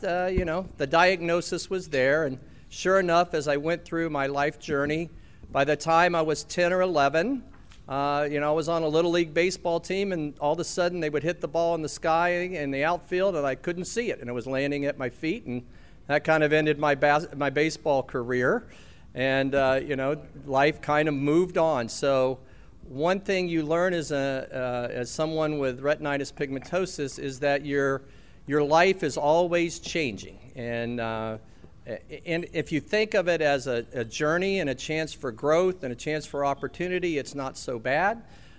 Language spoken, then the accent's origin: English; Etowah, Tennessee, United States; I was born in 1956 in Athens, Tennessee. So I tell people I was born in Athens, and they're very impressed till I tell them it was Tennessee. And that was because Etowah was not big enough city to have a hospital.